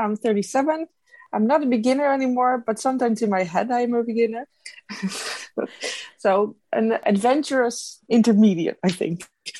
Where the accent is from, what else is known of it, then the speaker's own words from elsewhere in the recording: Rotterdam, South Holland, Netherlands; moved away; I'm originally from Rotterdam, though.